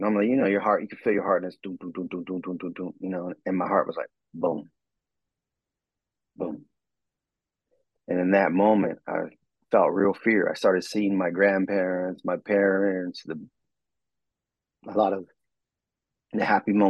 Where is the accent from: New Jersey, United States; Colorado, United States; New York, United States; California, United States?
California, United States; Southern; I was from Southern California.